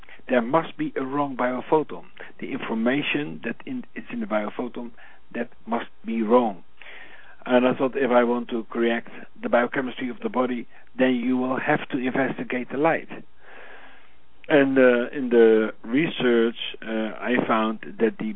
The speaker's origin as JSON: {"language": "English", "country": "Netherlands", "tie": "born or raised there", "said": "born in the Netherlands on Christmas Day"}